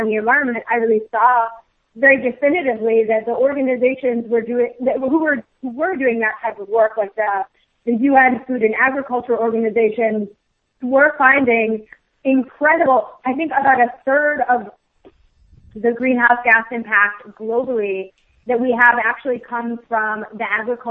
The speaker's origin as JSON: {"language": "English", "region": "Midwest", "country": "United States", "tie": "born or raised there", "also_born_or_lived": "Boston", "moved": "yes", "said": "I grew up in the Midwest in a pretty standard Midwestern family"}